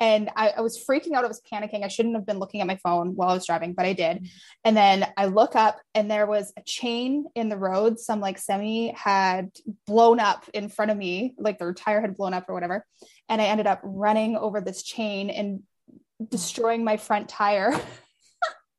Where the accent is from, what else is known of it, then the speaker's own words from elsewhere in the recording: hometown near Kelowna, British Columbia, Canada; moved away as an adult; also born or lived in Malaysia; now in Kelowna, Canada; it's too close to my hometown